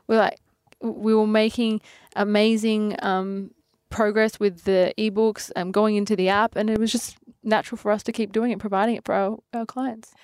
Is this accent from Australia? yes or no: yes; Adelaide, South Australia, Australia; I'm from Adelaide